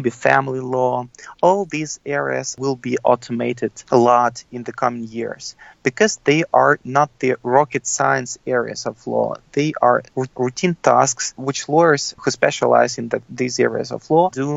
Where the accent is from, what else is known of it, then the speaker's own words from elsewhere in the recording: Russia; moved away as an adult; now in United States; I'm an immigrant. I come from Russia. And when I came to the United States